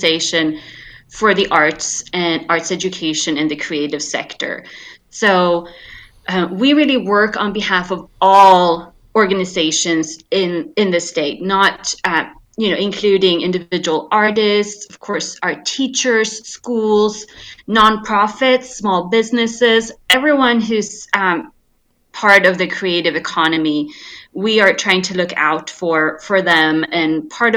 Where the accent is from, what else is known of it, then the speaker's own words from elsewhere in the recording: Sweden; moved away as an adult; I grew up in Sweden